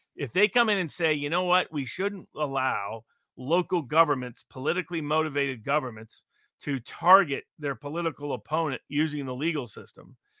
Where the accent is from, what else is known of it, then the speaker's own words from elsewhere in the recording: Chattanooga, Tennessee, United States; my hometown, …, Chattanooga